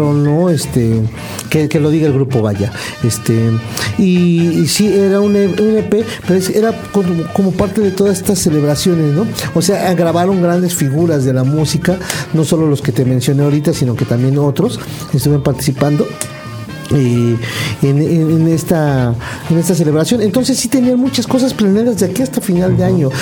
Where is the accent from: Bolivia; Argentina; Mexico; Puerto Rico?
Mexico; aquí en nuestro país